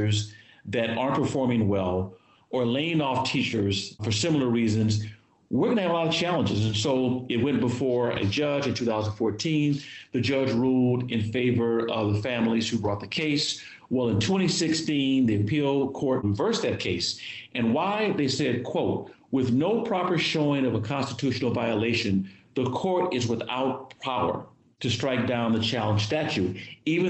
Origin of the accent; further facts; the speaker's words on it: California, United States; moved away as an adult; also born or lived in East Coast; I grew up in California and moved to the East Coast for education, work, and love